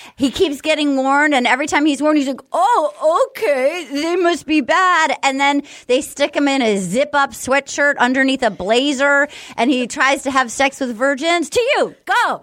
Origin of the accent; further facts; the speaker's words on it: New England, United States; moved away; I grew up in New England